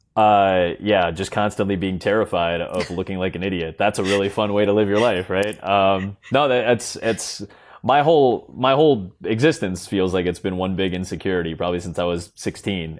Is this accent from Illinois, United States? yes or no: yes; Chicago, Illinois, United States; I'm from Chicago. I live in Chicago. I've been here pretty much my entire life